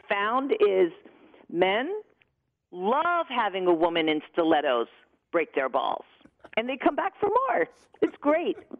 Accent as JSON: {"language": "English", "region": "New York", "country": "United States", "said": "I'm from New York"}